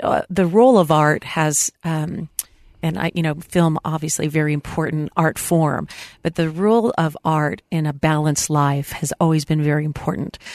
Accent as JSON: {"language": "English", "town": "San Diego", "region": "California", "country": "United States", "tie": "born or raised there", "moved": "yes", "said": "I just recently traveled to my hometown in San Diego"}